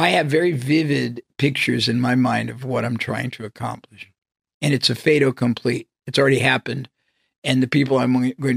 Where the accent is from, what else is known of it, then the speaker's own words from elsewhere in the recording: United States; I was from the United States